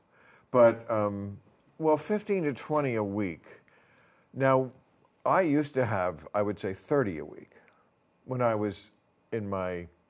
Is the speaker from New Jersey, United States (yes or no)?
yes; New Jersey, United States; I grew up in New Jersey.